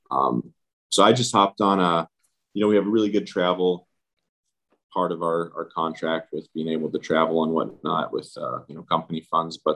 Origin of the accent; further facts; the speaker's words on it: Seattle, Washington, United States; I usually I'm from Seattle, so I'll hang out in Seattle just because it's a much easier commute.